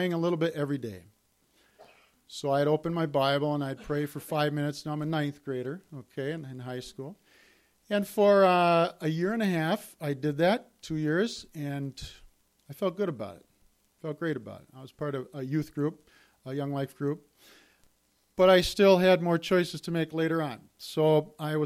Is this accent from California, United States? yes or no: no; St. Cloud, Minnesota, United States; I grew up in St. Cloud, Minnesota, and I'm the oldest of three children